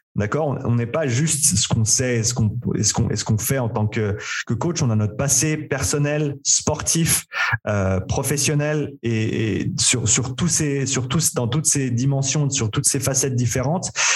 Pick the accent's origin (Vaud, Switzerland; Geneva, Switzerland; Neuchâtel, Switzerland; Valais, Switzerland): Vaud, Switzerland; Nyon; moved away as an adult; also born or lived in Vancouver, Canada / Australia; j'ai grandi ici à Nyon en Suisse.